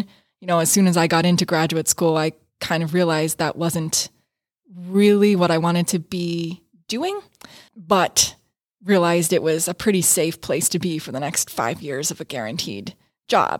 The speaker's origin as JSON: {"language": "English", "town": "New Kensington", "region": "Pennsylvania", "country": "United States", "tie": "born or raised there", "also_born_or_lived": "Pittsburgh, Pennsylvania", "moved": "as an adult", "lives_now": "Rochester, United States", "said": "my hometown in New Kensington, Pennsylvania"}